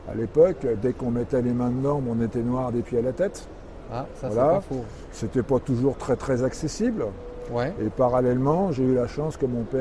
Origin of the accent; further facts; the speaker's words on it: Paris, Île-de-France, France; moved away as an adult; also born or lived in Trévoux; je suis parisien d'origine.